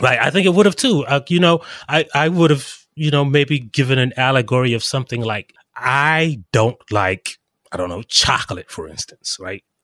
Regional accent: South Carolina, United States; I am actually from South Carolina.

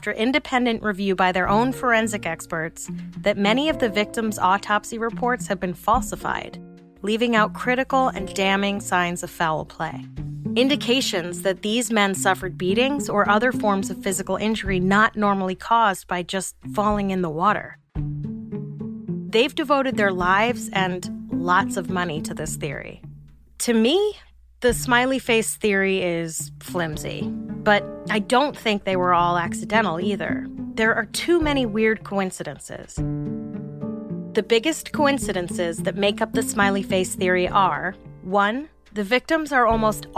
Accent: New York City, New York, United States; I grew up in New York City in the 80s and 90s

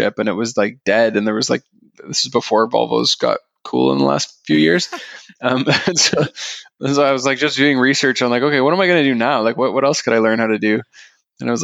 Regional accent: Aurora, Ontario, Canada; I grew up in Aurora

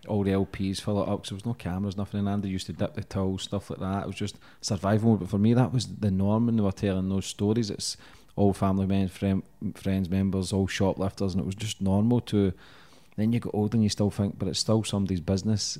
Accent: Glasgow, Scotland, United Kingdom; where I grew up in Glasgow

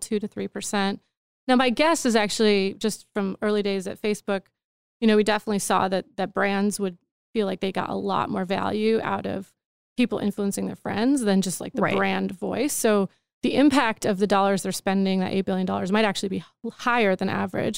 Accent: Wisconsin, United States; moved away; also born or lived in Austin; I'm from Wisconsin

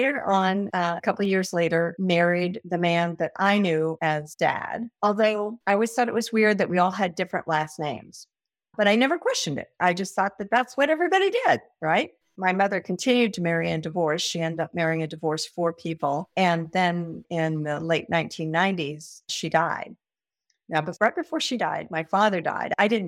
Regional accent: Kansas, United States; moved away as an adult; also born or lived in Nebraska / San Diego, California; I was born in Kansas.

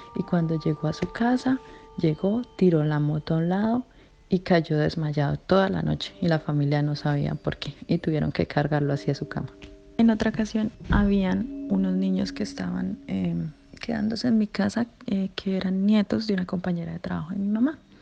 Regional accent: Colombia; En Colombia se cree, o lo que yo siempre he escuchado en, mi pueblo donde yo soy

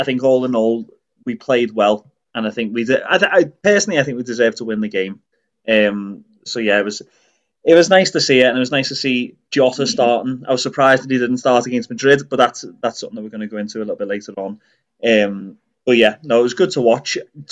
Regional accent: Liverpool, North West England, United Kingdom; moved away; we grew up around Anfield

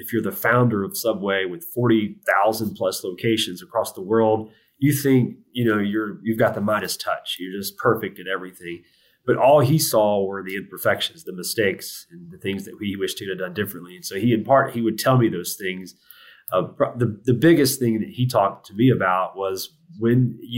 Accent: the South, United States; I'm from the South

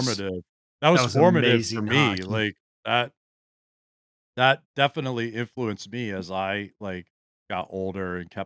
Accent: Gaithersburg, Maryland, United States; I grew up in Gaithersburg, and there was like a large Russian population down there back then.

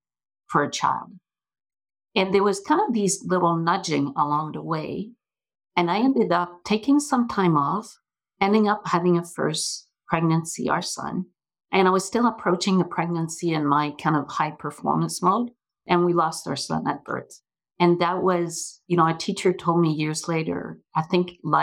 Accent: Montreal, Quebec, Canada; moved away; I grew up in Montreal, hence the accent

